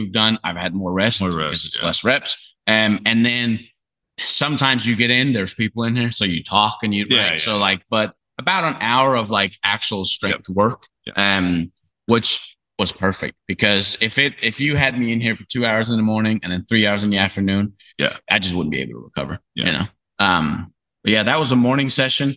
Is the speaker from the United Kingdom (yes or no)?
no; Faroe Islands, Denmark; moved away as an adult; I'm from Denmark. It doesn't really get that hot.